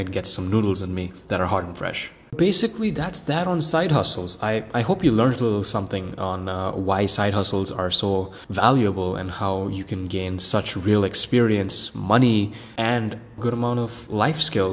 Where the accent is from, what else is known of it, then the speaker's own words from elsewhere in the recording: India; now in North Carolina, United States; so I'm Indian